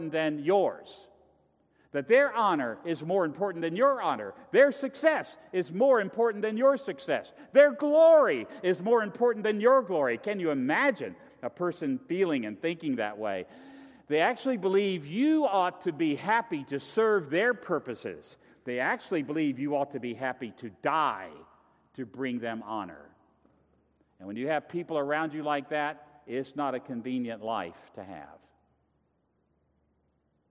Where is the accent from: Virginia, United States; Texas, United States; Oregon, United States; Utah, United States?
Virginia, United States; moved away; I come from Virginia